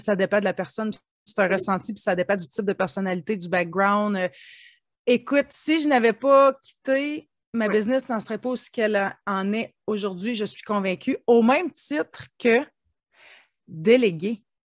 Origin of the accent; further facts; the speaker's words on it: Ontario, Canada; je suis franco-ontarienne. On peut penser que je suis du Québec, quoique le Québec est voisin de l'Ontario. Euh, moi, je suis native d'une petite communauté de 5000 habitants.